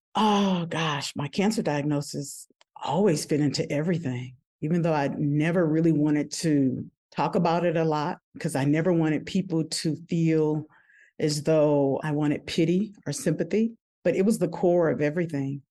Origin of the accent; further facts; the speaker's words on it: New Orleans, Louisiana, United States; I'm originally from New Orleans, Louisiana